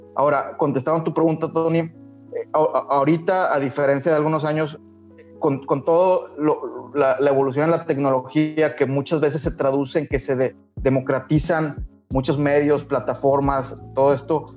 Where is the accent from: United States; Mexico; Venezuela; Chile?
Mexico; somos aquí de México